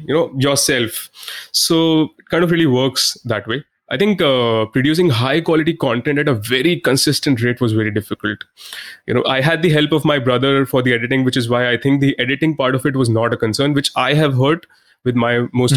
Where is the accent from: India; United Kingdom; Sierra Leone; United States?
India; I'm an Indian